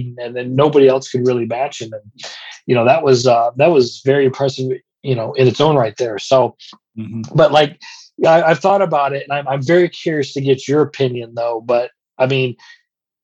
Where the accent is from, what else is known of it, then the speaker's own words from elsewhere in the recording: Flint, Michigan, United States; moved away; I grew up in the Flint, Michigan area, and I was 15 minutes from where they had the old Buick Open